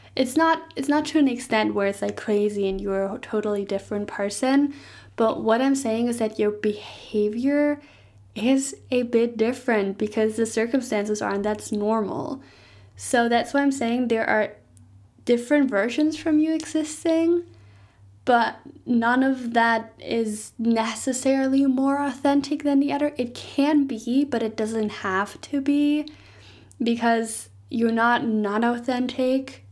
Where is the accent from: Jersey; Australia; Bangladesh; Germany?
Germany; first language German; English is a second language; moved away; in Germany, I might talk a little bit more with a slang